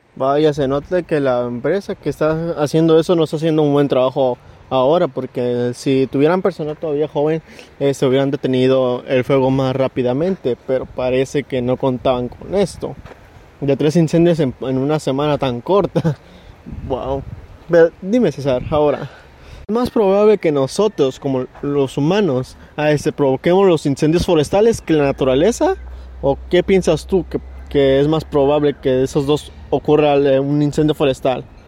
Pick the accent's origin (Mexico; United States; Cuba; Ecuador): Mexico; nosotros como somos mexicanos